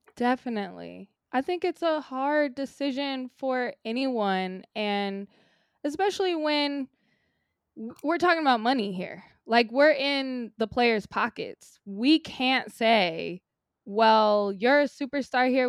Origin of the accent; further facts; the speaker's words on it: Sacramento, California, United States; now in Los Angeles, United States; I grew up in Sacramento